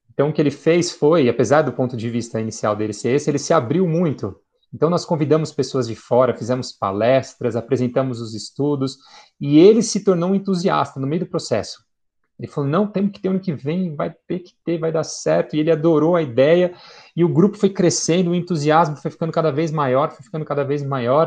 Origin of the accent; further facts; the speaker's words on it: São Paulo, Brazil; Eu falei, do estado de São Paulo